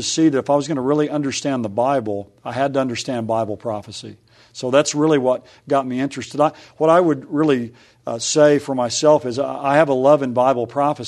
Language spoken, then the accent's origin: English; Oklahoma City, Oklahoma, United States; also born or lived in Dallas; I grew up in Oklahoma City area.